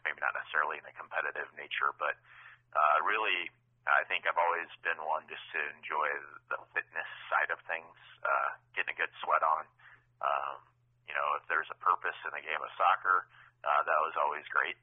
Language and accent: English; Urbandale, Iowa, United States; also born or lived in Missouri; I grew up in the Des Moines area in a uh, another suburb of Des Moines, Urbandale